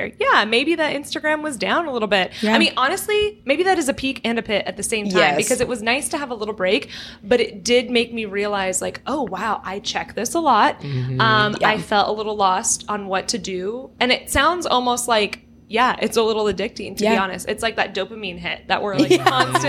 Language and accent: English; Orange County, California, United States; born and raised in Orange County, California, which is where we are right now